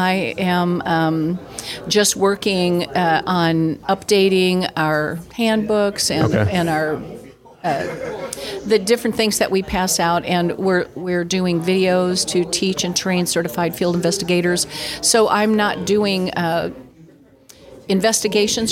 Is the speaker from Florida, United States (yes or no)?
yes; St. Petersburg, Florida, United States; moved away as an adult; we came from Florida and where I grew up, St. Petersburg